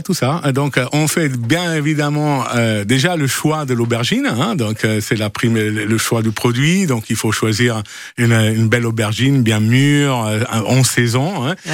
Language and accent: French; Friuli-Venezia Giulia, Italy; French is a second language; moved away as an adult; now in Provence, France; je viens de Friuli, hein. c'est à côté Venise, hein, Friuli, Venezia, Giulia.